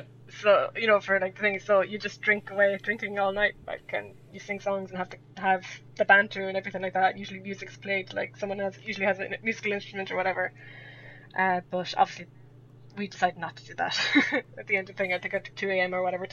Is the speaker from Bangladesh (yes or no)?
no; Sligo, Connacht, Ireland; accent: West of Ireland; I've just a West of Ireland accent for where, if you want to know about Ireland, I come from a place called Sligo, which is like in the northwest, but my mum is from Mayo.